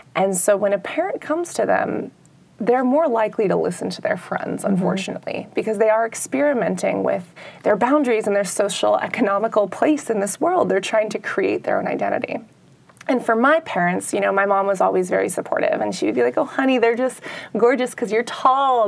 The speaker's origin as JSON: {"language": "English", "town": "San Francisco", "region": "California", "country": "United States", "said": "I'm from San Francisco"}